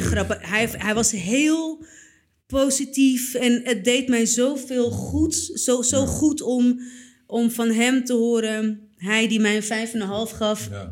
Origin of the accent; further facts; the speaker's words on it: Purmerend, North Holland, Netherlands; ik ben opgegroeid in Purmerend